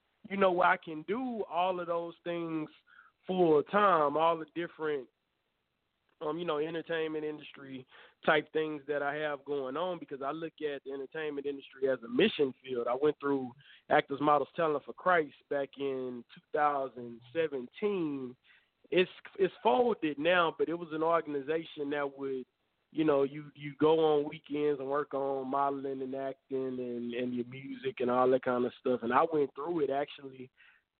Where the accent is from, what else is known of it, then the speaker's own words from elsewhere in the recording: Houston, Texas, United States; moved away; I was born and raised in Houston.